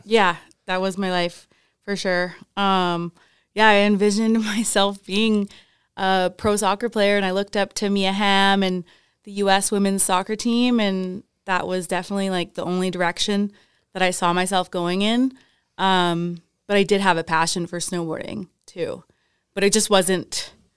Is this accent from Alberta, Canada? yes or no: yes; Calgary, Alberta, Canada; born or raised there; also born or lived in Wales / Whistler